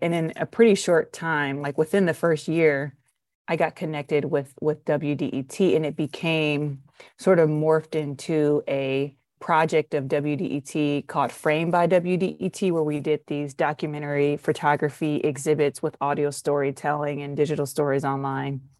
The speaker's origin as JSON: {"language": "English", "town": "Detroit", "region": "Michigan", "country": "United States", "said": "I'm from Detroit"}